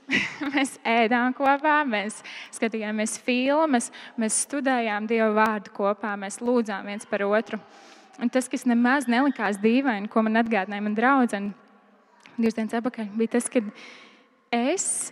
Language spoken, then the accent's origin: Latvian; Liepāja, Kurzeme, Latvia; es uzaugu Liepājā